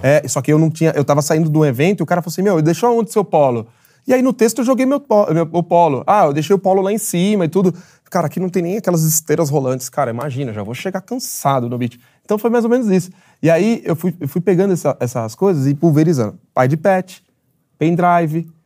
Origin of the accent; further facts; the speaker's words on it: São Paulo, Brazil; sou de Jabaquara de Vizejadema